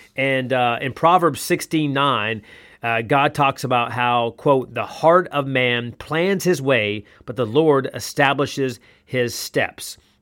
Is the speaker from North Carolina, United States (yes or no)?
yes; North Carolina, United States; now in Columbus, Georgia, United States; I played basketball a lot, every day, essentially, growing up in North Carolina